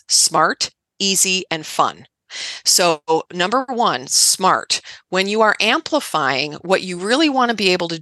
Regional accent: Midwest, United States; I grew up in the Midwest, right? So I'm a Midwest girl.

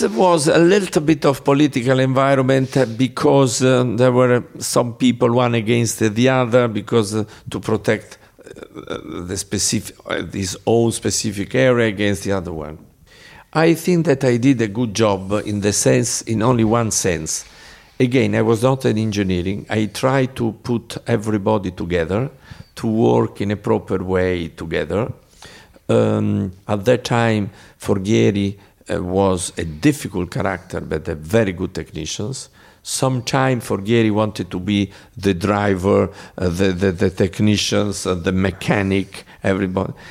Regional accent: Bologna, Emilia-Romagna, Italy; English is a second language; I am from Bologna.

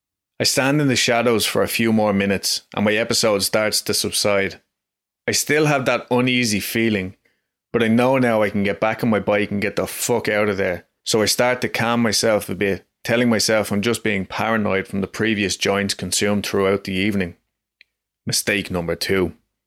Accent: Dublin, Leinster, Ireland; I'm from Dublin, Ireland, and really you don't hear many stories like this in Ireland.

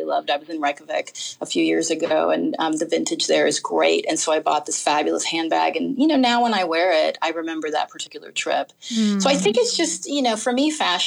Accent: California, United States; moved away; I'm from California

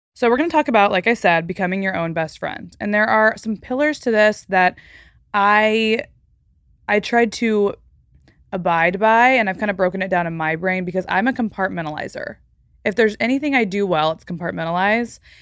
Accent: Texas, United States; moved away; I'm from Texas, by the way. So, like, growing up in Texas

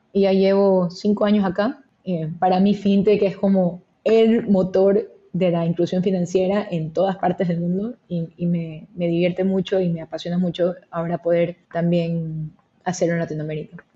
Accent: Guayaquil, Guayas, Ecuador; moved away as an adult; also born or lived in Philadelphia, United States / New York, United States; Soy originalmente de Ecuador, que creo que siempre es importante comentar, nací, crecí, nací, crecí en Guayaquil

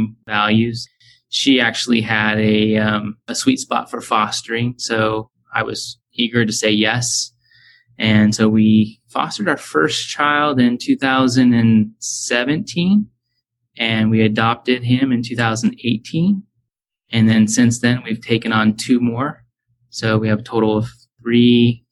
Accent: Huntington Beach, California, United States; moved away as an adult; now in North Carolina, United States; That's where I grew up. You know, I was born in Hogue Hospital in Newport Beach.

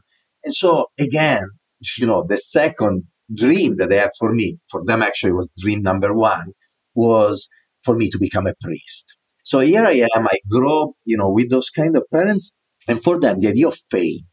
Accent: northern Italy, Italy; accent: Italian; English is a second language; moved away as an adult; now in New York City, United States; I was born in the north of Italy

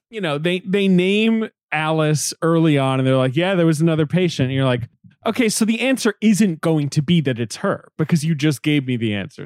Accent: United Kingdom; moved away; I grew up in Britain

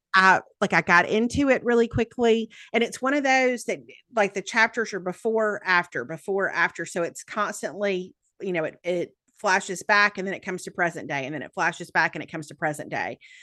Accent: the South, United States; accent: Southern

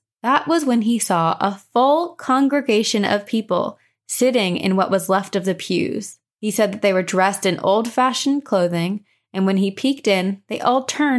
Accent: Texas, United States; also born or lived in Louisiana; We're from Texas, but have lived most of my kids' life in Louisiana, and yes, that state is just as haunted as you would think. Now I live up north, and I am adjusting.

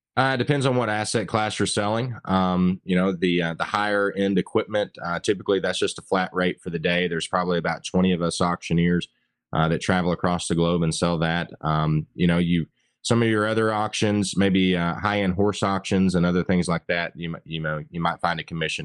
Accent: Northwest Georgia, United States; grew up in Northwest Georgia, um, fifth generation to live on the same mountain, so quintessential hillbilly

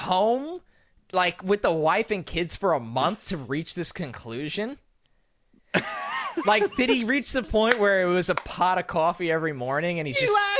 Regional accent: New York, United States; growing up in New York.

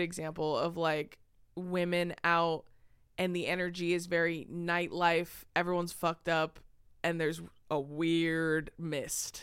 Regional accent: California, United States; we're from California

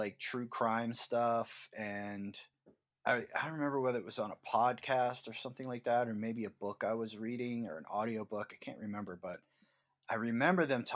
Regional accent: East Coast, United States; I grew up on the East Coast

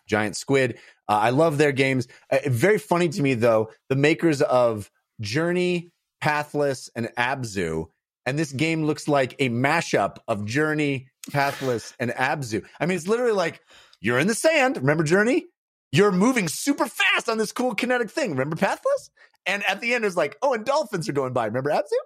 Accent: Bay Area, California, United States; I come from the Bay Area, so I say Concord 'cause that's the name of the city in the Bay Area

